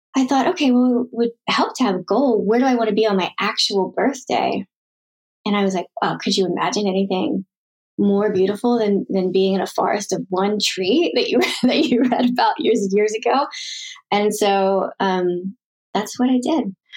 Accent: Philadelphia, Pennsylvania, United States; growing up in Philadelphia

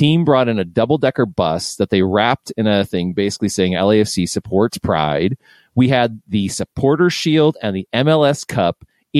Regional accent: Midwest, United States; moved away as an adult; now in Los Angeles, United States; I was one of those kids growing up in the Midwest

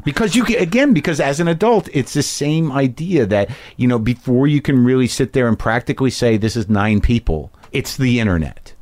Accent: New Mexico, United States; I grew up in New Mexico

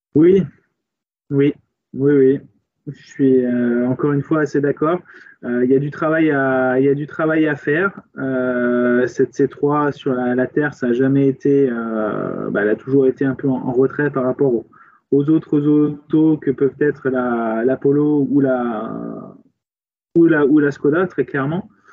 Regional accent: France; chez nous en France

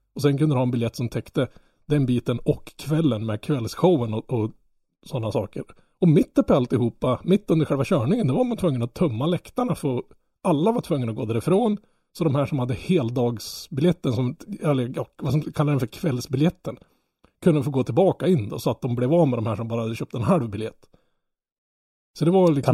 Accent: Norrland, Sweden; Jag som norrlänning

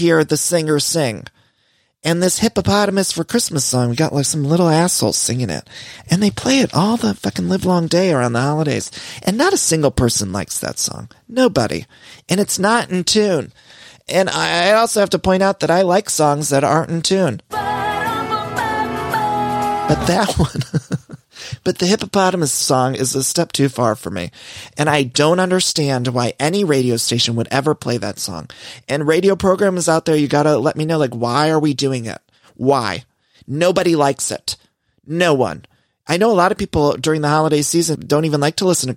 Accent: Ohio, United States; moved away; I'm from Ohio

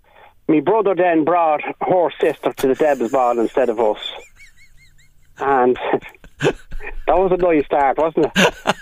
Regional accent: Ireland; I come from Princetown in Arcad.

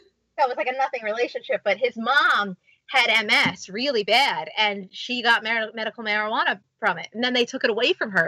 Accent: New York City, New York, United States; I grew up in New York my whole life

